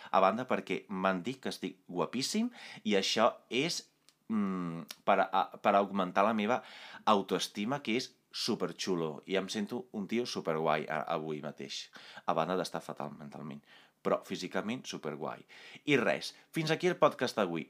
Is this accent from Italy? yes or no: yes; Italy; Catalan is a second language; moved away; vaig créixer a Itàlia